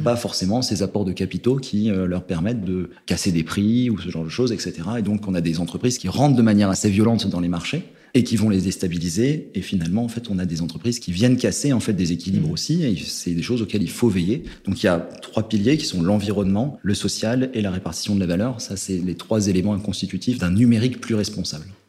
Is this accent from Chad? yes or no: no; Haute-Savoie, Auvergne-Rhône-Alpes, France; je viens des montagnes, hein, je viens de Haute-Savoie